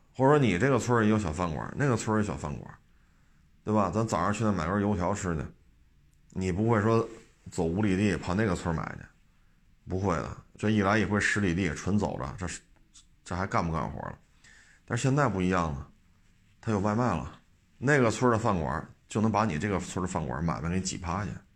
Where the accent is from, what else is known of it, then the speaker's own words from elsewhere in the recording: Beijing, China; 就因为我生在这儿，长在这儿啊，我特别能理解